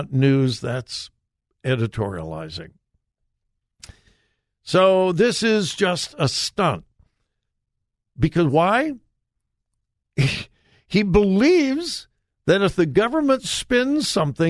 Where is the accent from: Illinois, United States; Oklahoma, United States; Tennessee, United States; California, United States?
California, United States; Southern; When I was growing up in Southern California, grew up in a wonderful Bible-believing church.